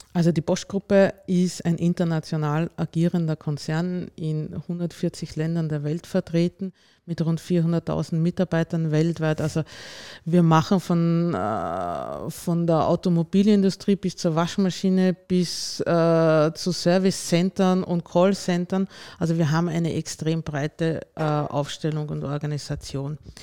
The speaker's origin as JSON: {"language": "German", "region": "Lower Austria", "country": "Austria", "tie": "born or raised there", "also_born_or_lived": "Vienna", "moved": "as an adult", "lives_now": "Bischofshofen, Austria", "said": "Ursprünglich komme ich aus dem Ostösterreichischen, aus Niederösterreich, bin dort aufgewachsen"}